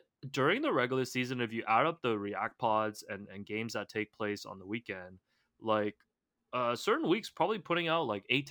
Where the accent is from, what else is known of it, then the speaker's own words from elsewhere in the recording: Toronto, Ontario, Canada; now in Las Vegas, United States; Because you asked, I grew up in Toronto, hardcore Raps fans from season 1, and now I live in Vegas